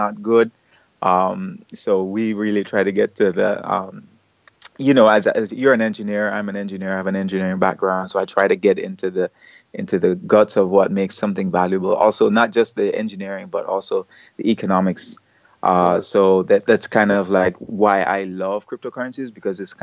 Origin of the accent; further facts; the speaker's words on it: Jamaica; moved away as an adult; now in South Korea; It's really nice to be a Jamaican, especially in South Korea